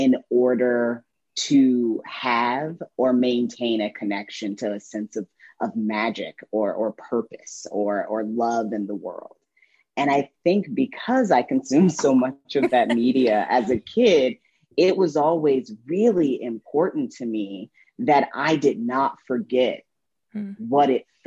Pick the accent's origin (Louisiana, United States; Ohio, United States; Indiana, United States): Indiana, United States; my girlhood growing up in Indiana